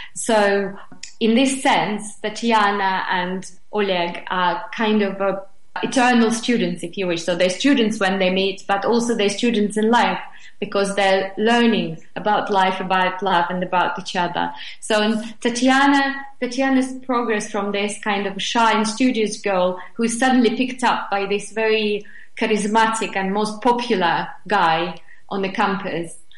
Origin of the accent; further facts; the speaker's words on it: Moscow, Russia; English is a second language; now in England; I was born and raised in Moscow